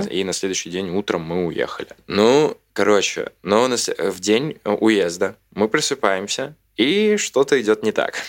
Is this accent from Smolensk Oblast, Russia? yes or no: yes; Smolensk, Smolensk Oblast, Russia; now in Moscow, Russia; города Смоленска, откуда я родом, и вся моя семья, соответственно.